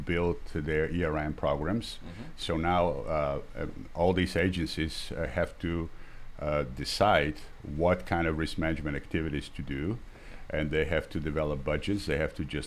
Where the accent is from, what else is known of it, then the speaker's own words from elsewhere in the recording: Bulgaria; moved away as an adult; also born or lived in Boston, United States; now in Washington, United States; I'm originally from Bulgaria and spent the early years of my life under the socialist regime there.